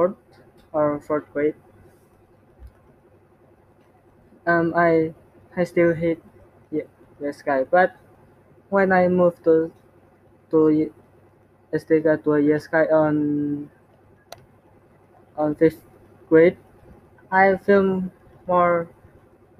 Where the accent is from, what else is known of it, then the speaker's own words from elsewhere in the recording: Semarang, Central Java, Indonesia; English is a second language; also born or lived in Surabaya; I'm Indonesian, and exactly I born and raised in Semarang